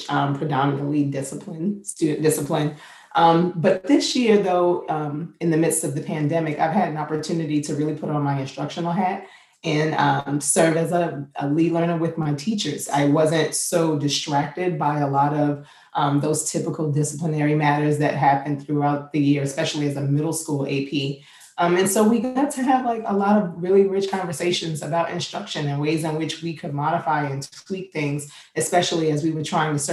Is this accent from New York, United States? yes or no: yes; New York City, New York, United States; now in Virginia, United States; I'm from Queens, New York